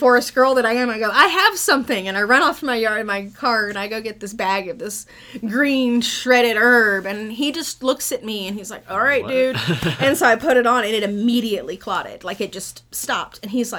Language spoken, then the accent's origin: English; Texas, United States; moved away as an adult; also born or lived in California; I am originally from Texas.